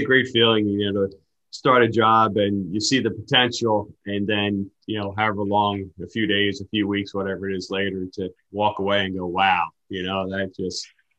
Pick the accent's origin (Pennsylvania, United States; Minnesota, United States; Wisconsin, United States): Pennsylvania, United States; moved away; You can tell I'm from Pennsylvania, right?